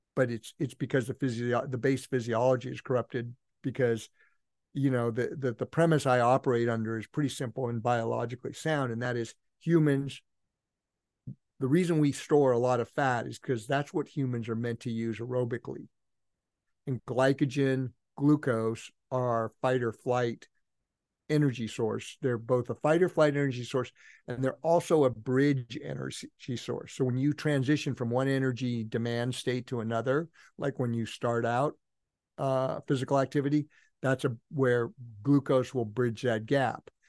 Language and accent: English; Healdsburg, California, United States; also born or lived in Palo Alto, California; when I was five or six, we moved from that Menlo Park, Palo Alto area in the, on the peninsula up to a place called Healdsburg